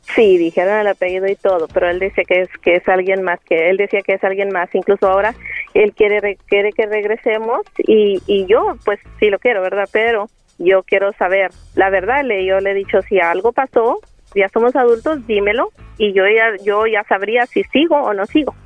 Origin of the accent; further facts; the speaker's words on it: Coahuila, Mexico; now in San Antonio, United States; Yo soy de Coahuila, pero vivo aquí en San Antonio, Texas